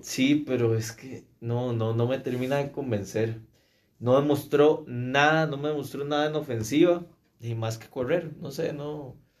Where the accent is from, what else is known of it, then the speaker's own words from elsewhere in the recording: Costa Rica; como un tico